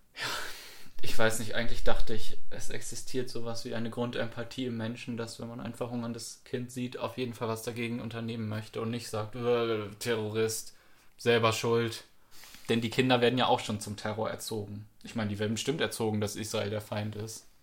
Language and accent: German; Germany; uns als Deutsche